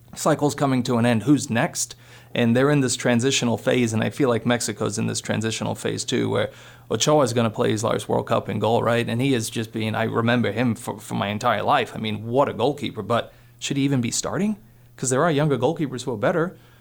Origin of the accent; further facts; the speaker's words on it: Poland; also born or lived in Minnesota; now in Montana, United States; being Polish, growing up in Poland, being born there